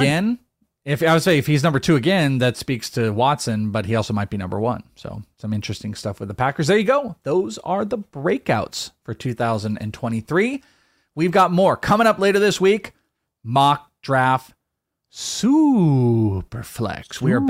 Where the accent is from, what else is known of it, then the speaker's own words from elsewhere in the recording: Wales, United Kingdom; For the Bogman, I'm Welsh.